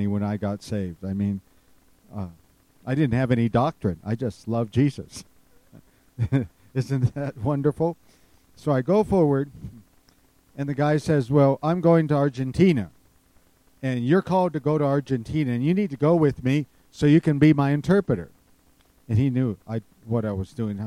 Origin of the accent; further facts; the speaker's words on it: Running Springs, California, United States; I grew up in Running Springs as a baby. And I was born and raised there.